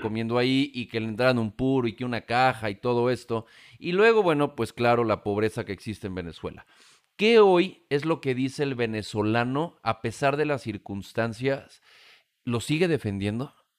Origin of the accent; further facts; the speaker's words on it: Mexico; aquí en México